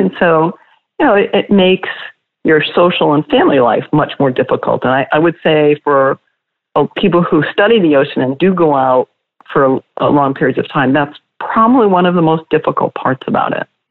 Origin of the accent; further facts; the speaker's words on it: outside of Boston, Massachusetts, United States; I grew up outside of Boston